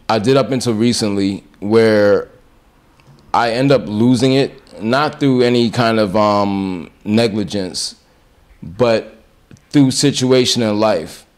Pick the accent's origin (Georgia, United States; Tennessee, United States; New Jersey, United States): New Jersey, United States; Orange; also born or lived in Grenada; I was in in uh, Essex County here in New Jersey, in Orange, predominantly black